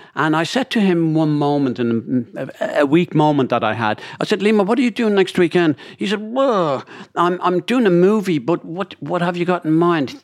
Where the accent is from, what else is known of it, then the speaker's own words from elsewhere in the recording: Dublin, Leinster, Ireland; I'm from Dublin